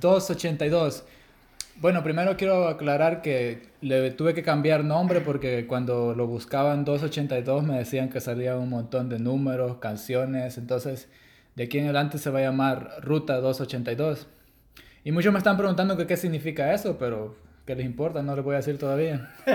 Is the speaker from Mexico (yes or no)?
no; El Salvador; soy de El Salvador.